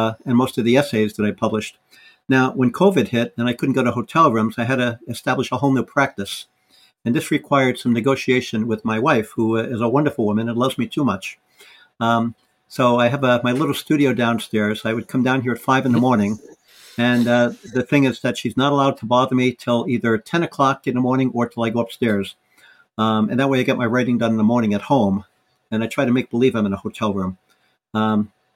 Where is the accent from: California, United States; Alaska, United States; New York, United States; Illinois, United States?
New York, United States; New York City; also born or lived in Wales; my family moved to New York City when I was about 2 or 3. That's where I grew up